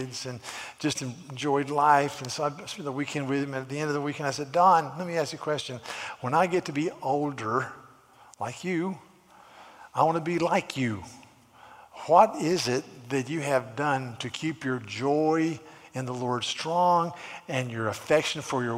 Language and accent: English; United States; as an American